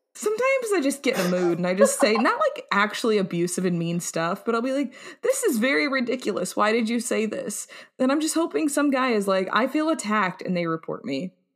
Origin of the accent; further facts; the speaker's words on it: United States; we're American.